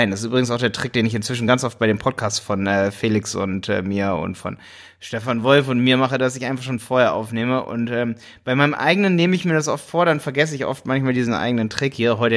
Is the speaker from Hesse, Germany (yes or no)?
no; Hildesheim, Lower Saxony, Germany; weil ich komme auch aus Hildesheim.